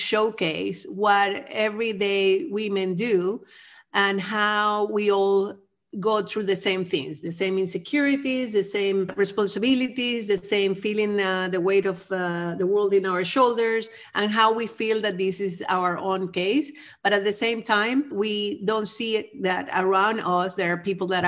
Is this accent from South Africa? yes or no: no; Venezuela; also born or lived in United States / Amsterdam, Netherlands / Berlin, Germany; now in Netherlands; I'm originally from Venezuela, where I grew up as part of a middle-class